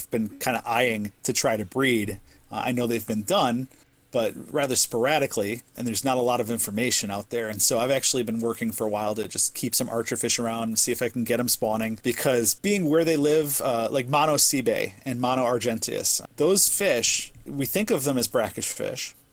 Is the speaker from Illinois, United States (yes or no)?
yes; Chicago, Illinois, United States; moved away; also born or lived in upper Midwest; my family's originally from Chicago, and I'm from Chicago